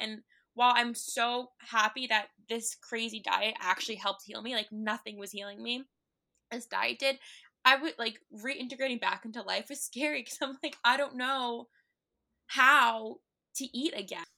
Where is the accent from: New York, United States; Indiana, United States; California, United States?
New York, United States; New York City; also born or lived in Long Island; I grew up in N Y C, I grew up in Manhattan